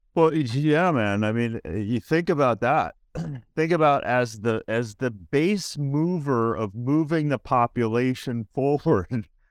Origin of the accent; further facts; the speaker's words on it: Minnesota, United States; I'm from Minnesota